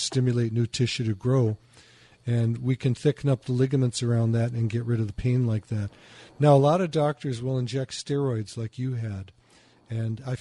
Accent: Chicago, Illinois, United States; moved away; also born or lived in Michigan; I used to live in Michigan. I'm from Chicago

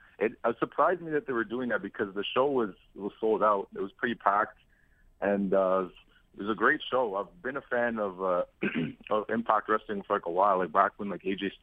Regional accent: Ottawa, Ontario, Canada; moved away as an adult; now in Toronto, Canada; I'm from Ottawa, but like I live in Toronto for school.

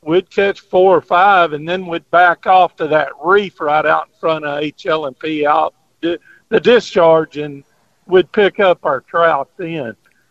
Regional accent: Lynchburg, Texas, United States; I grew up there in Lynchburg

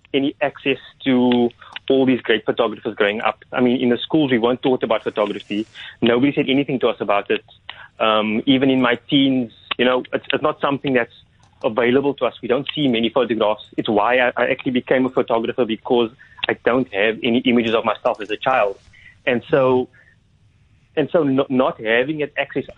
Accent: Cape Town, Western Cape, South Africa; life growing up on the Cape Flats

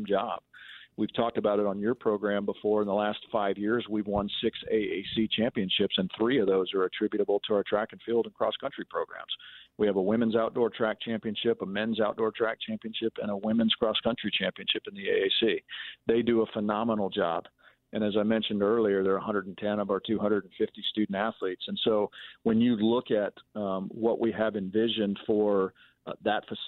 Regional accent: Manhattan, Kansas, United States; I grew up in Manhattan, I played soccer in high school

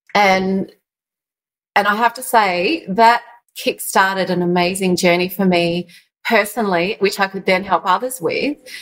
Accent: Yarra Valley, east of Melbourne, Victoria, Australia; I grew up in the Yarra Valley of uh, of Melbourne, east of Melbourne

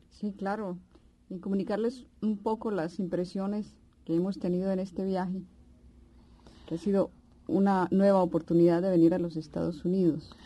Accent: Pereira, Risaralda, Colombia; moved away; also born or lived in Cali; En Pereira, que en realidad es mi ciudad natal

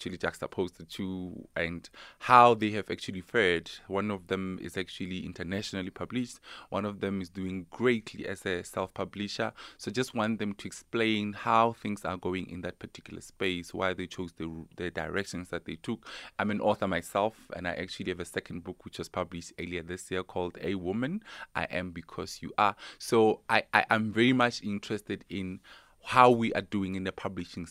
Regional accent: South Africa; you're South African? I'm like, yeah, guys, I am.

